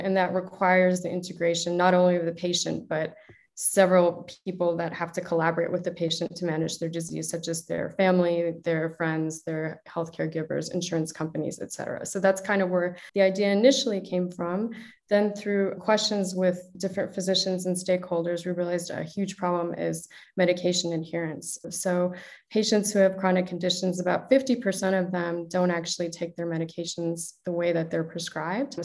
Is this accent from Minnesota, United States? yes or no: no; Chicago, Illinois, United States; moved away; also born or lived in Toronto; as you can probably tell from my accent, I'm originally from the US, from Chicago.